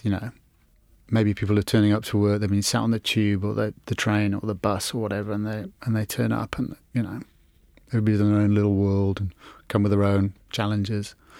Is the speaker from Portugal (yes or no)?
no; England, United Kingdom; growing up in England